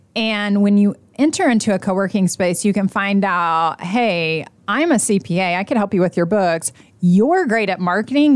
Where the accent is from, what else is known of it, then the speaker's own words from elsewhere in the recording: Oklahoma, United States; now in Indiana, United States; I'm not originally from here. I'm from Oklahoma